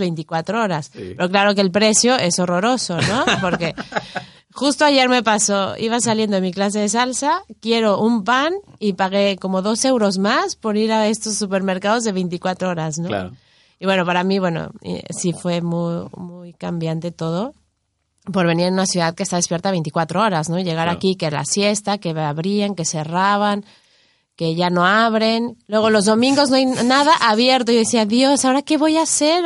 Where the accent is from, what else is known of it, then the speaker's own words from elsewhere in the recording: Mexico City, Mexico; also born or lived in Miami; now in Spain; yo soy de la Ciudad de México, y luego viví en Miami